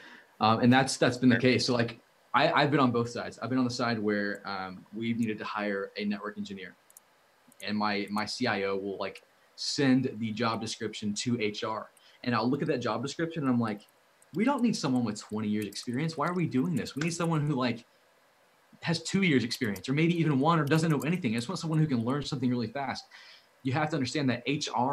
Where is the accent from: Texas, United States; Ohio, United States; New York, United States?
Texas, United States; Dallas; my hometown, Dallas